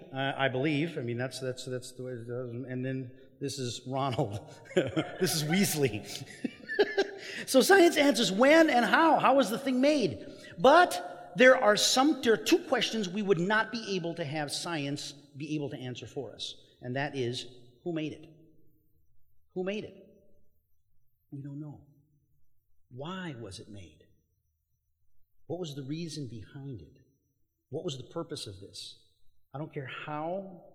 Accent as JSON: {"language": "English", "country": "Mexico", "tie": "born or raised there", "moved": "yes", "said": "I grew up in Mexico"}